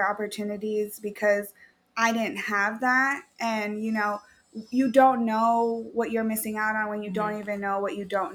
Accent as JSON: {"language": "English", "town": "Chelan", "region": "Washington", "country": "United States", "tie": "born or raised there", "lives_now": "Tacoma, United States", "said": "born and raised in Washington. I actually was born in Lake Chelan"}